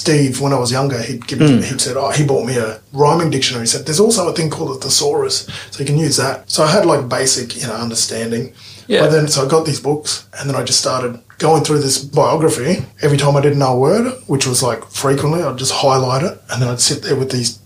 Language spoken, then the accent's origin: English; Brisbane, Queensland, Australia; also born or lived in Inala; I grew up in Brackenridge, between Brackenridge and Inala.